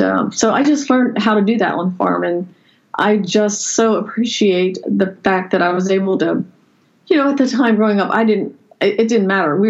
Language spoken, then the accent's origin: English; Lancaster County, Pennsylvania, United States; I grew up in the Amish culture in Lancaster County, Pennsylvania, on a farm